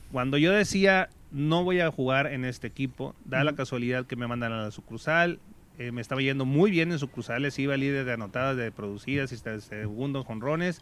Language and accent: Spanish; Mazatlán, Sinaloa, Mexico; yo soy originario de Mazatlán